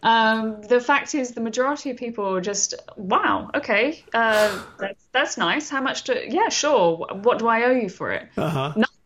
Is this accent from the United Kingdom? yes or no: yes; London, United Kingdom; London, which is where I'm from originally, as you can tell from my accent